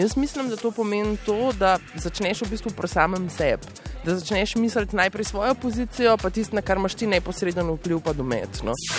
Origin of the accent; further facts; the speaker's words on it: Slovenia; smo Slovenci